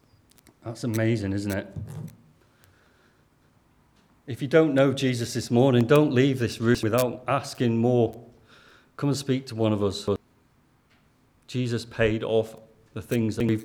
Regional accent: Lancashire, North West England, United Kingdom; accent: Lancashire; in my Lancashire Greek accent

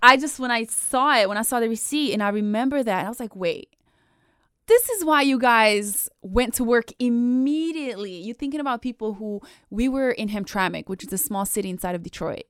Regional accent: Bosnia & Herzegovina; I was born and raised in Bosnia

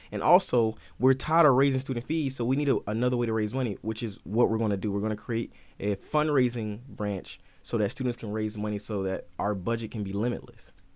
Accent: Albany, Georgia, United States; moved away; I'm from George, Albany, Georgia, uh, which is, like, southern parts

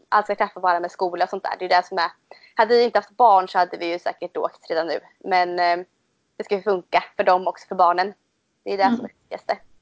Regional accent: Motala, Östergötland, Sweden; jag bor i Motala. Eh, det hör man nog på min dialekt tror jag, jag är från Östergötland. Ehm, och jag, har, jag är uppväxt här också

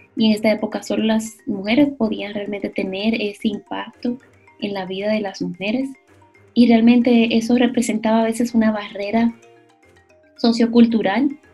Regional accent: Dominican Republic; como dominicanos

